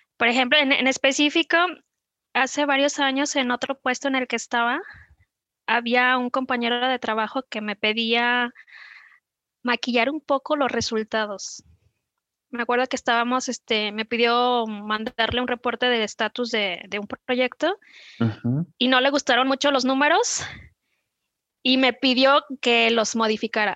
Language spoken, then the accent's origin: Spanish; Guadalajara, Jalisco, Mexico; also born or lived in Zapopan; vivo en Zapopan, nací en Guadalajara